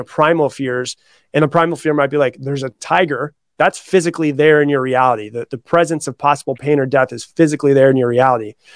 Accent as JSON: {"language": "English", "region": "Florida", "country": "United States", "tie": "born or raised there", "moved": "yes", "lives_now": "Austin, United States", "said": "I was raised in Florida. I live in Austin, Texas now, but I was raised in Florida"}